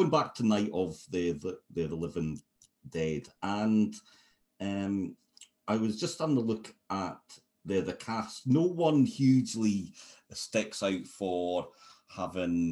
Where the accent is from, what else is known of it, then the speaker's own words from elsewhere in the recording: United Kingdom; as a sort of British person